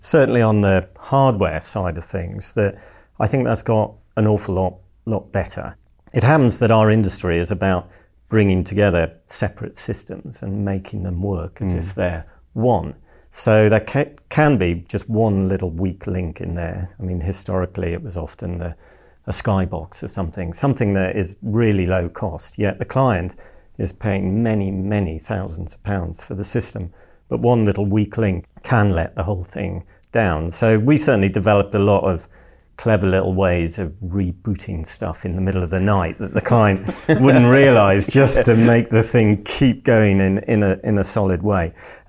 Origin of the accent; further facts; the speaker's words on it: North East England, United Kingdom; No, I am originally a Geordie.